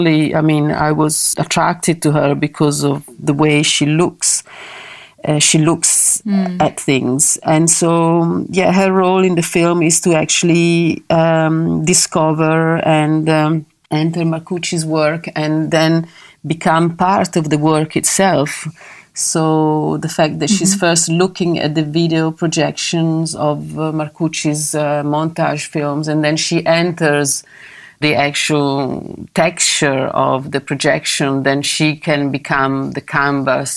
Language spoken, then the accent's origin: English; Milan, Lombardy, Italy; also born or lived in London; I went back to Milano, my hometown